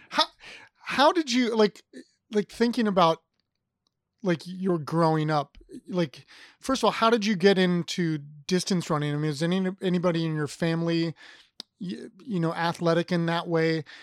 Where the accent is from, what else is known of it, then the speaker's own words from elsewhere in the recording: Ohio, United States; moved away as an adult; now in Virginia, United States; I'm from Ohio